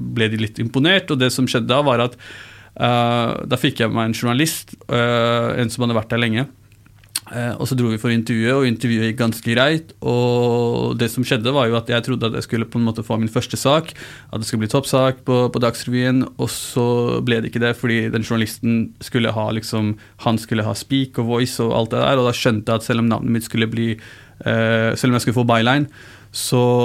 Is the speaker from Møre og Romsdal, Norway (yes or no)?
no; Oslo, Norway; first language Urdu; der jeg vokste opp, så Eh, på Mortensrud